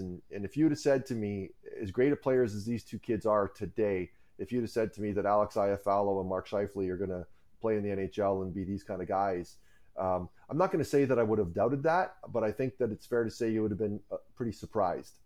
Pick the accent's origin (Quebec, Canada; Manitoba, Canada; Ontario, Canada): Ontario, Canada; Cayuga; as a kid, I grew up in Cayuga, Ontario, and that's where I am right now